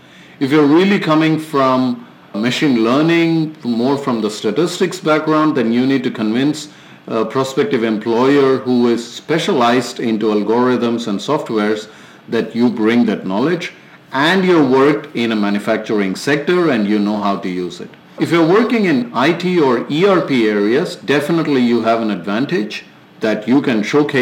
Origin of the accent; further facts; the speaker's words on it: India; moved away as an adult; now in China; as an Indian when working in China.